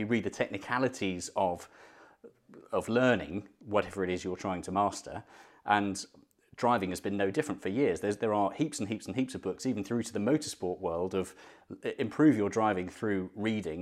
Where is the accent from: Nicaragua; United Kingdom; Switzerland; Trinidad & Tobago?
United Kingdom; London; moved away as an adult; now in Birmingham, United Kingdom; I grew up in London and my, did my driving test in southwest London